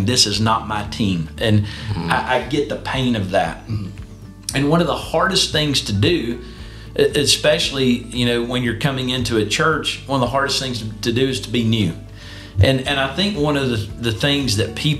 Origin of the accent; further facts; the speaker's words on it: Ringgold, Georgia, United States; moved away as an adult; also born or lived in Birmingham, Alabama; I grew up in Ringgold, which is one of the communities in Northwest Georgia.